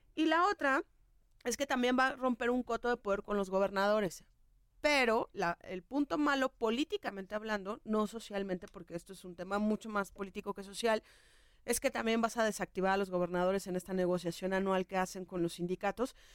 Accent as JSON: {"language": "Spanish", "country": "Mexico", "said": "la educación que tenemos como mexicanos"}